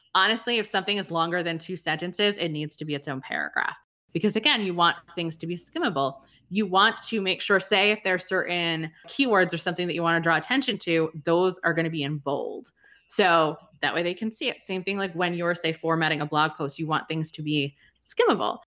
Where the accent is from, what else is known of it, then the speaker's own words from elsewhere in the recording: New England, United States; I'm from New England